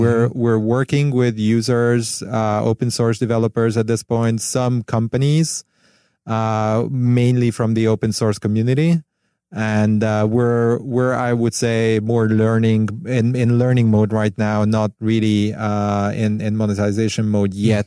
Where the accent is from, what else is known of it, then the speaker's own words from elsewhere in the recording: Hungary; moved away as an adult; also born or lived in Barcelona, Spain; now in Los Angeles, United States; I'm from Europe, actually from Hungary originally. I moved to L A about a bit more than a year ago